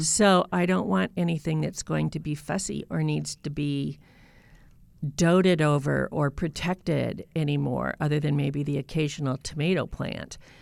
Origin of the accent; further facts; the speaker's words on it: North Idaho, United States; also born or lived in Boise, Idaho / Southern Maryland; a place in North Idaho near my hometown